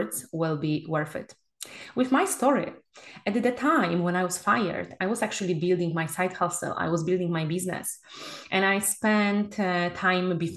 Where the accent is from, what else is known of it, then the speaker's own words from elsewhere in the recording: Poland; moved away as an adult; now in Spain; my home country, Poland